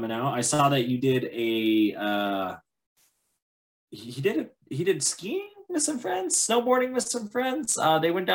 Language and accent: English; Montana, United States; I'm from Montana.